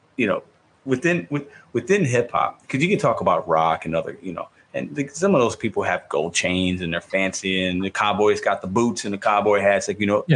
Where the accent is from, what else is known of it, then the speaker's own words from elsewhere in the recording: Chicago, Illinois, United States; moved away; i was born in Chicago. I still have a lot of family in Chicago.